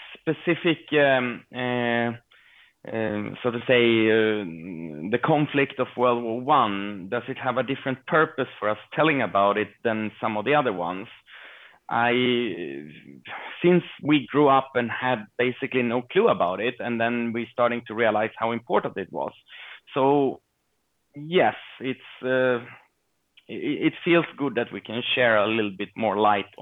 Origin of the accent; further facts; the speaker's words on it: Sweden; growing up here in Sweden